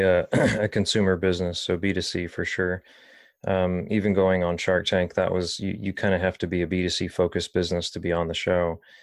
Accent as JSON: {"language": "English", "town": "Dayton", "region": "Ohio", "country": "United States", "tie": "born or raised there", "also_born_or_lived": "Pasadena, California", "said": "I think I was three years old when I moved to Ohio 'cause I was born in Pasadena, uh, California. Um, but being in Dayton kinda always resonated with me"}